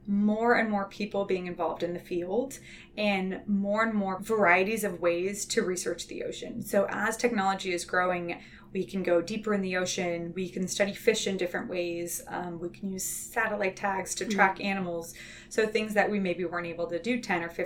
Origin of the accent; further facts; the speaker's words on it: inland Southern California, United States; now in Santa Cruz, United States; I grew up inland in Southern California.